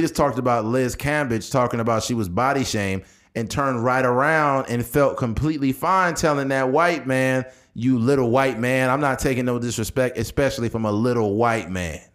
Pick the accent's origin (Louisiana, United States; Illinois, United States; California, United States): California, United States; Delano; also born or lived in Bakersfield; I grew up in Delano.